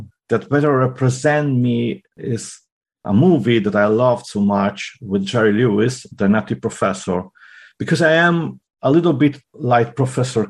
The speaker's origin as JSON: {"language": "English", "town": "Milan", "region": "Lombardy", "country": "Italy", "tie": "born or raised there", "also_born_or_lived": "Friuli", "second_language": "English", "moved": "as an adult", "lives_now": "Germany", "said": "I'm from Milano. I was born there and grew up there"}